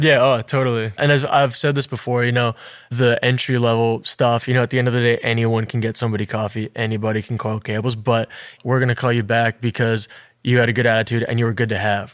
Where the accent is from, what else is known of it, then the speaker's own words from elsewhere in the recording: Alberta, Canada; I came from a small town, right? Like, I'm from Alberta